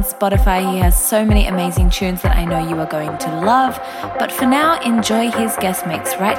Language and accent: English; Australia; accent: Australian; my Australian accent